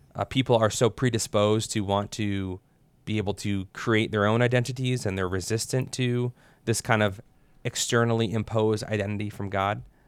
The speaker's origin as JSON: {"language": "English", "country": "United States", "said": "us as Americans"}